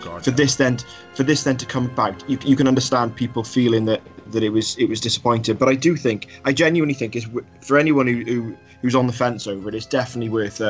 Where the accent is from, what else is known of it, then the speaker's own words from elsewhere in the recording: United Kingdom; I know we're British